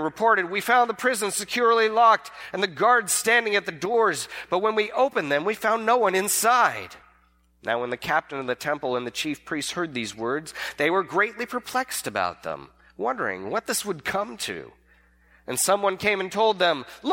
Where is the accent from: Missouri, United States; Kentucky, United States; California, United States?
California, United States; I'm from California